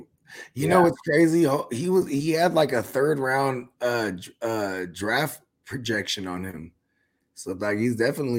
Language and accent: English; Georgia, United States; And I'm from Georgia.